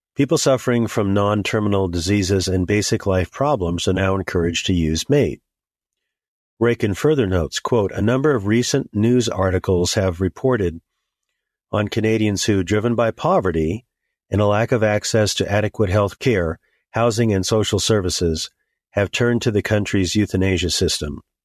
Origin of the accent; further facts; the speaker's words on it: United States; As an American Christian, I have a riot of concerns for my country.